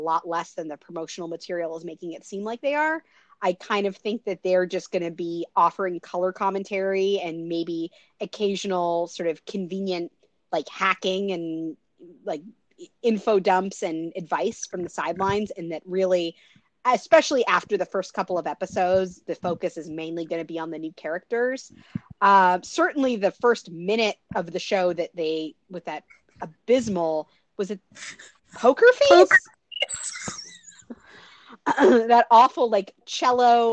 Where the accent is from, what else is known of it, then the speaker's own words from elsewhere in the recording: Pacific Northwest, United States; as a Pacific Northwest native